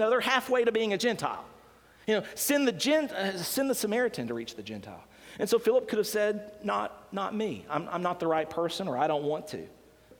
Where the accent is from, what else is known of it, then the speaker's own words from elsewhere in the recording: Decatur, Alabama, United States; moved away; when God called me back to Decatur, Alabama